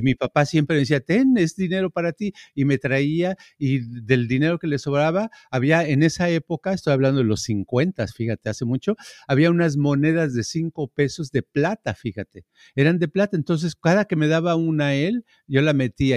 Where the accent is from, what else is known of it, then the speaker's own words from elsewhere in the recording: Mexico; moved away; I'm Mexican